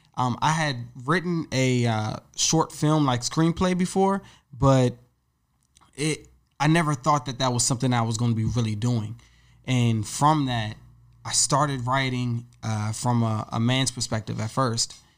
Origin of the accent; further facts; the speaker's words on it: Woodbridge, Virginia, United States; moved away as an adult; now in New York City, United States; I grew up in Woodbridge, Virginia